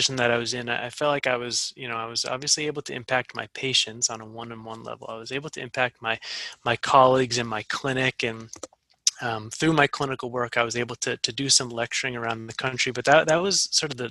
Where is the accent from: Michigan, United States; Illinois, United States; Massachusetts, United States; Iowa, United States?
Massachusetts, United States; moved away as an adult; I grew up in Massachusetts and I wanted to come back